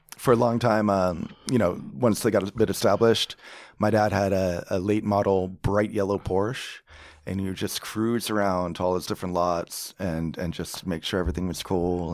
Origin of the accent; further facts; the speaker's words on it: Rancho Palos Verdes, California, United States; accent: California; also born or lived in Washington, D.C. / Australia; I grew up down in the Merrill Less neighborhood, uh, perched above, uh, San Pedro and Long Beach